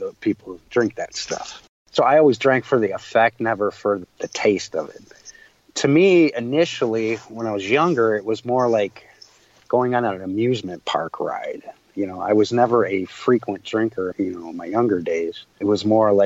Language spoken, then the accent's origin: English; Chicago, Illinois, United States; also born or lived in Waukegan, Illinois; I grew up in Chicago